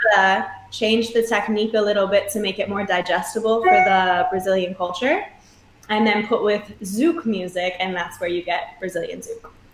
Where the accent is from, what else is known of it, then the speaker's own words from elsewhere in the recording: Michigan, United States; moved away as an adult; now in New York, United States; I'm from Michigan, born and raised. Lived there till I was 18 with my amazing family.